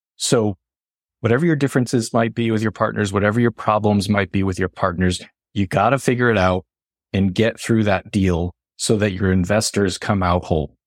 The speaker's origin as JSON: {"language": "English", "region": "Northeast", "country": "United States", "moved": "yes", "said": "I'm from the Northeast"}